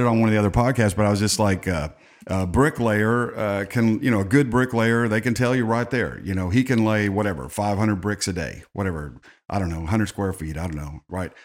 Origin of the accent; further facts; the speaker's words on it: Texas, United States; I grew up in Texas